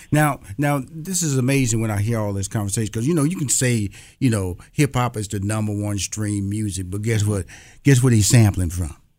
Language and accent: English; Houston, Texas, United States; I'm from Houston, Texas